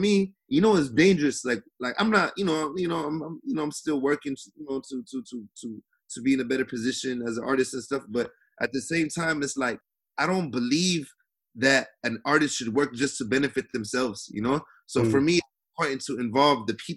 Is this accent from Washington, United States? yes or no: yes; Seattle, Washington, United States; I'm from Seattle